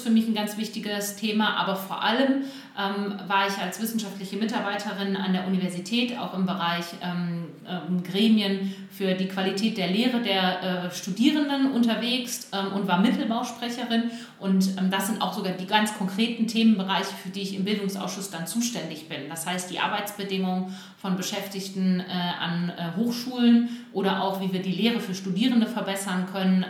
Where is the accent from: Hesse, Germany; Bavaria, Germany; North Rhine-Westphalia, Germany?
North Rhine-Westphalia, Germany; Bielefeld; ich bin äh, Bielefelder Kind, hier geboren und aufgewachsen.